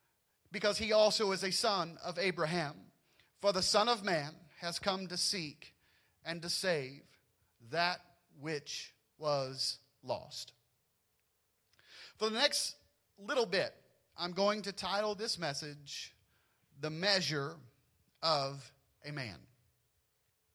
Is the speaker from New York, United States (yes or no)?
no; Louisiana, United States; I grew up in Louisiana